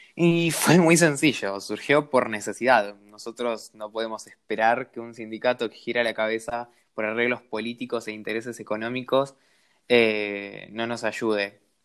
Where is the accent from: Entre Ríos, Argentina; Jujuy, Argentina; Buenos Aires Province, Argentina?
Jujuy, Argentina; yo soy un trabajador golondrina que vengo de la provincia de Jujuy